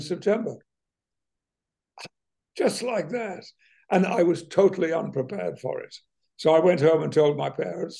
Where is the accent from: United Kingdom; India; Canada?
United Kingdom; West Riding of Yorkshire, Yorkshire and the Humber; moved away as an adult; now in United States; where I grew up in the West Riding of Yorkshire